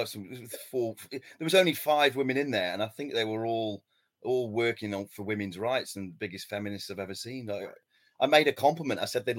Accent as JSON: {"language": "English", "region": "Midlands", "country": "United Kingdom", "said": "I'm from Midlands. I'm not from that foot north"}